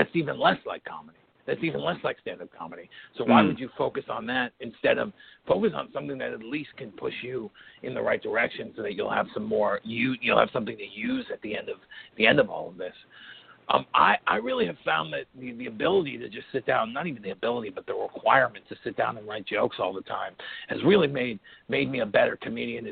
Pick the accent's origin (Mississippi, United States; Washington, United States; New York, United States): New York, United States; New York City; accent: Brooklyn; I'm from Brooklyn, and a lot of Brooklyn comes through in the way.